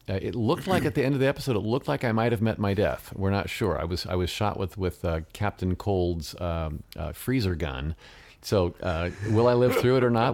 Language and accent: English; United States; first language English; I was the only American actor in the film that spoke English as a first language